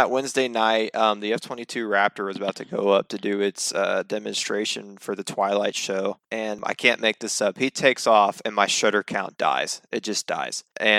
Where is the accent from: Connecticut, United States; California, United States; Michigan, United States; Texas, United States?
Texas, United States; Fort Worth; also born or lived in Arlington, Texas; I was born and raised pretty much in the area